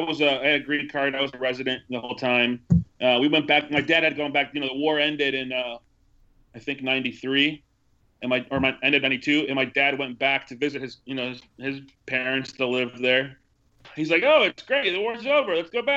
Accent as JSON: {"language": "English", "town": "Milwaukee", "region": "Wisconsin", "country": "United States", "tie": "born or raised there", "also_born_or_lived": "El Salvador", "said": "The first time I was just a newborn baby. I was born in January of 82 in El Salvador, and we moved to Milwaukee, Wisconsin just a few months after that."}